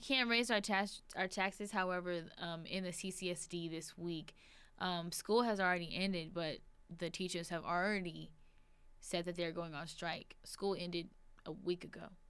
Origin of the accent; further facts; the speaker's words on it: Las Vegas, Nevada, United States; I'm born and raised in Las Vegas.